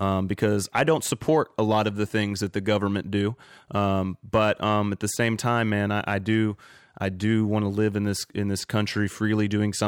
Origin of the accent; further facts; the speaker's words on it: Kentucky, United States; now in California, United States; I'm from Kentucky, man, and we were a big hemp growing state